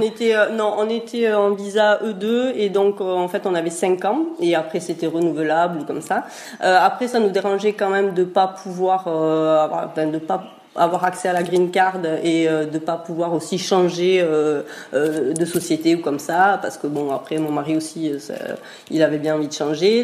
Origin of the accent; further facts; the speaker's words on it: Pyrenees, France; moved away as an adult; also born or lived in Basque coast; on est des Pyrénées à la base